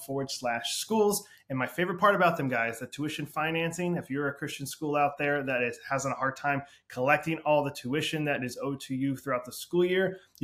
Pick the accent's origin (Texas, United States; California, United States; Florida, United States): Florida, United States; Ocala; we grew up in Central Florida way back in the day in Ocala